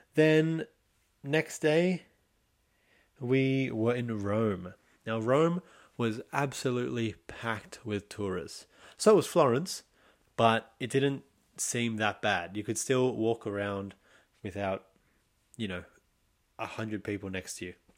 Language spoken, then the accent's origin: English; Sydney, New South Wales, Australia; I'm from Australia, Sydney